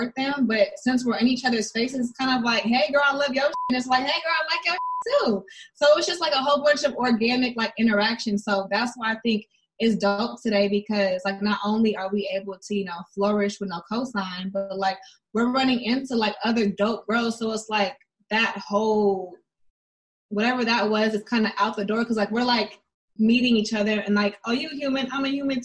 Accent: the Bay Area, California, United States; I'm from the Bay

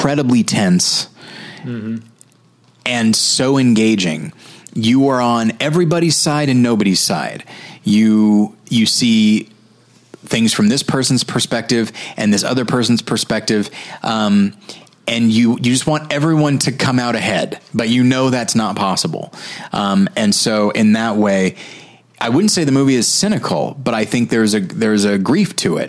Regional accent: United States; as an American

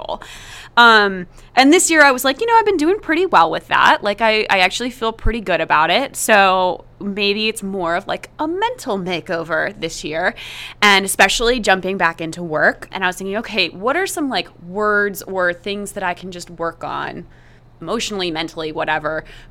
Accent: East Coast, United States; moved away as an adult; also born or lived in Chicago; I grew up on the East Coast

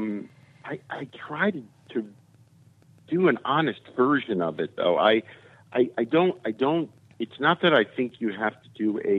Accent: suburbs of Chicago, Illinois, United States; moved away; I come from Chicago, you know, but I come from the suburbs of Chicago

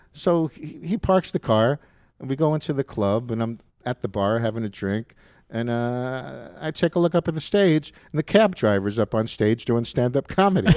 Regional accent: New York City, New York, United States; moved away as an adult; also born or lived in Alabama; I grew up in New York, in the Bronx

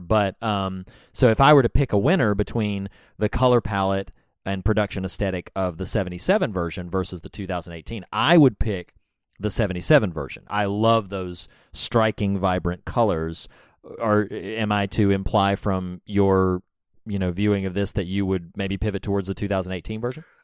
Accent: the South, United States; I'm from the South, y'all. We don't talk right.

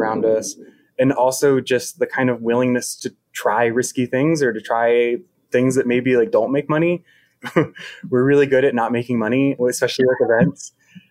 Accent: Richmond, Virginia, United States; moved away as an adult; now in Charlottesville, United States; I'm from Richmond originally, and Richmond, if they know anything, they know how to throw a good festival. So I grew up going to like tons and tons and tons of festivals

